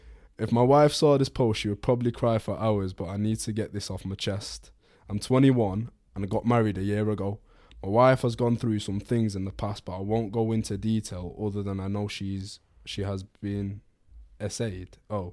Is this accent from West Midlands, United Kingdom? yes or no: yes; Birmingham, West Midlands, United Kingdom; That's not Scouse. I'm from Birmingham.